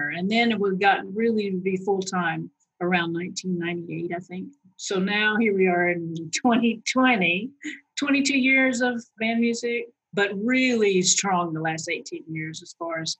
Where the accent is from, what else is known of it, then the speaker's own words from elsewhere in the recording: Phoenix, Arizona, United States; also born or lived in Boston / Arkansas / Louisiana; I was born in Boston. My brother was born a year and a half later in California. And then we moved to Phoenix. I went all through grade school up to grade school in Phoenix, Arizona.